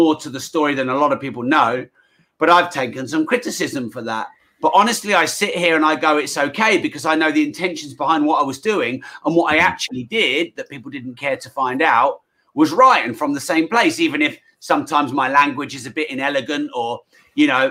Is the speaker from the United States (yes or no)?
no; United Kingdom